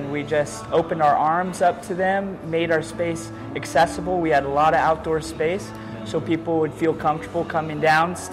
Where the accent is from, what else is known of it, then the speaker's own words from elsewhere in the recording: Redmond, Oregon, United States; moved away as an adult; also born or lived in New York; I'm originally from Redmond. I went to Redmond High School.